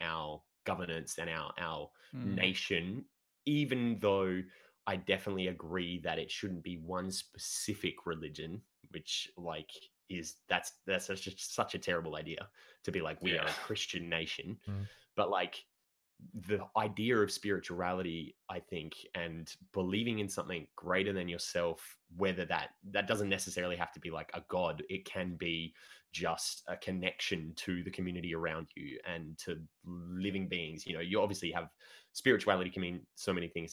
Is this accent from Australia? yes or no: yes; Australia; we are Australian, all of us.